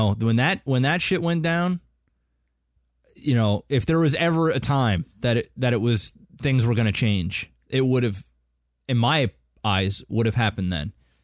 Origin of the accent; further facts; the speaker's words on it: Canada; I know that myself and Adam, because we're Canadian, Panic is American, so he has a different, obviously, he's just raised differently, just culturally, it's just different.